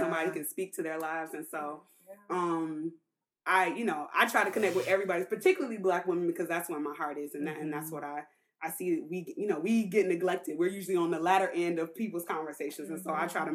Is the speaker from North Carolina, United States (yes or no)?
yes; Durham, North Carolina, United States; moved away; also born or lived in Indianapolis, Indiana; I grew up in Durham, North Carolina